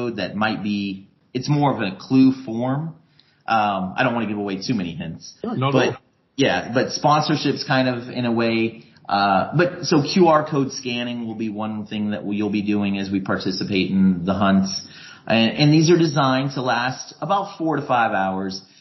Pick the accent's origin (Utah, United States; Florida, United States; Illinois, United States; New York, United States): Florida, United States; Tampa; I'm from Tampa, Florida originally